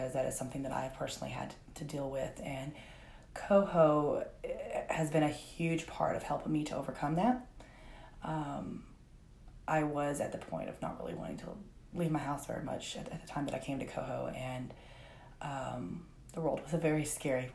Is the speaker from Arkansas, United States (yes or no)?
yes; Conway, Arkansas, United States; also born or lived in Greenbrier, Arkansas; I was born and raised here in Conway. I did move to Greenbrier